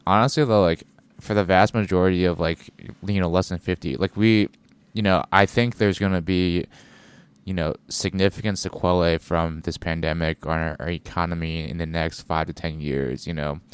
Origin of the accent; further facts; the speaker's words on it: United States; being an American